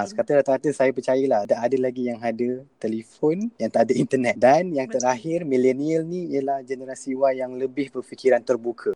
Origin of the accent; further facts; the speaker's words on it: Malaysia; kita sebagai rakyat Malaysia